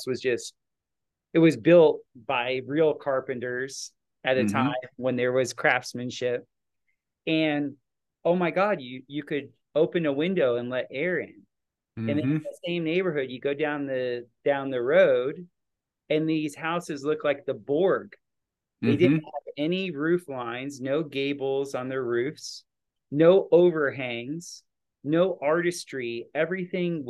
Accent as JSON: {"language": "English", "region": "South Florida", "country": "United States", "tie": "born or raised there", "said": "we grew up in South Florida"}